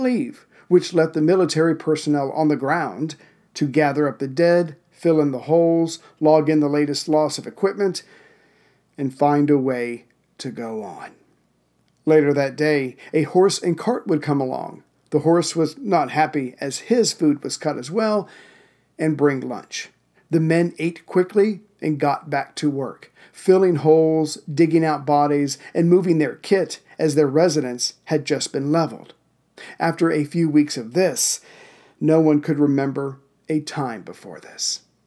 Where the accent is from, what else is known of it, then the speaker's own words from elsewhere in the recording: South Carolina, United States; also born or lived in Central Virginia; now in Virginia, United States; South Carolina, my home state